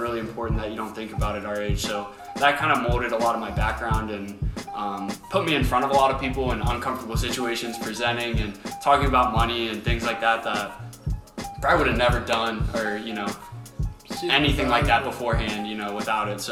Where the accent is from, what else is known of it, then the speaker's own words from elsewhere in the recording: Lima, Ohio, United States; moved away as an adult; now in Cincinnati, United States; we're from Lima, Ohio.